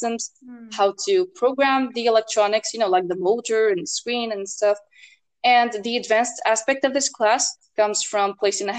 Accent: Tunisia; I'm from Tunisia

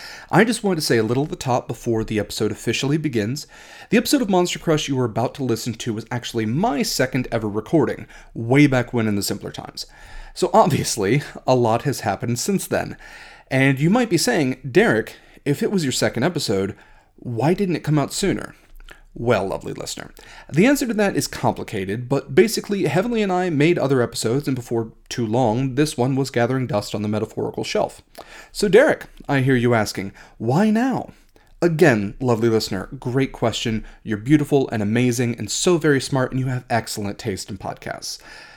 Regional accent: Ohio, United States; a place very near and dear to my heart, and a place that is also vaguely shaped like a heart. My home state of Ohio.

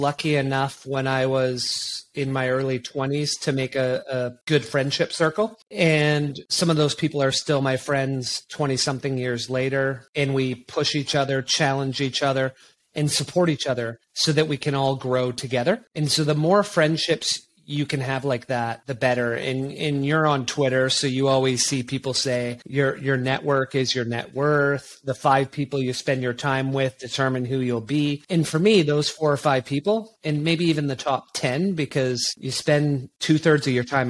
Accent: British Columbia, Canada; born there; also born or lived in Quebec / Bermuda / Toronto / Saskatchewan; So I was born in just outside of Vancouver, and then we lived 5 years in Quebec, which is on the other side of Canada.

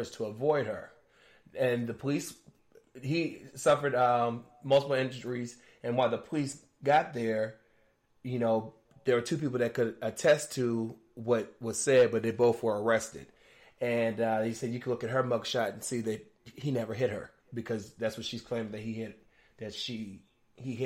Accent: Virginia, United States; my home state of Virginia

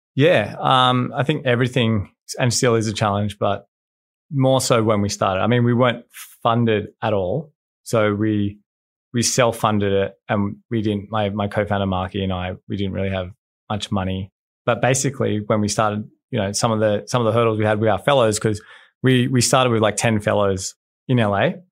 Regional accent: Australia; I'm from Australia

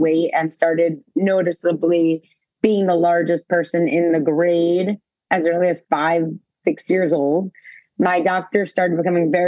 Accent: New York City, New York, United States; I grew up in New York City

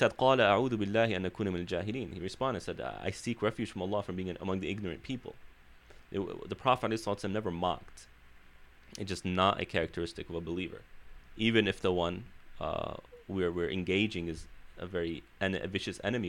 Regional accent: Chicago, Illinois, United States; moved away as an adult; now in Southern California, United States; being born and raised in Chicago, community is very strong there, very strong

